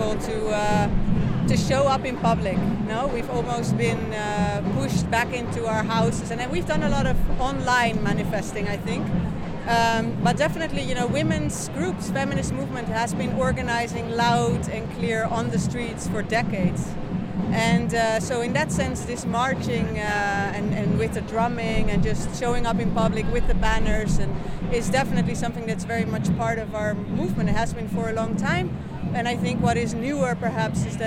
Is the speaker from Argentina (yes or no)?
no; Netherlands; now in Spain; I am from the Netherlands originally